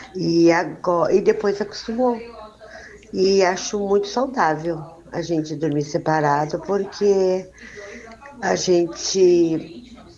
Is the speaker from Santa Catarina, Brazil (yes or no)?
no; Porto Alegre, Rio Grande do Sul, Brazil; sou de Porto Alegre, estou casada há 53 anos